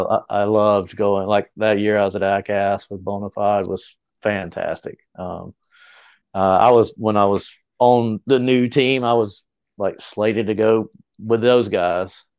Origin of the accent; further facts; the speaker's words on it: Greer, South Carolina, United States; my hometown, which is Greer.